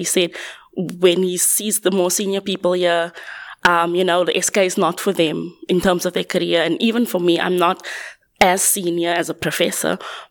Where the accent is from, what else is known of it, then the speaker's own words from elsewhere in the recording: Cape Town, Western Cape, South Africa; moved away as an adult; now in Manchester, United Kingdom; I'm originally from Cape Town, currently working at the University of Manchester